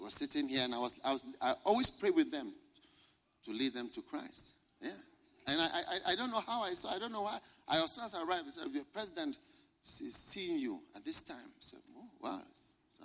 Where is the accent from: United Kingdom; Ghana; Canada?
Ghana; I'm from Ghana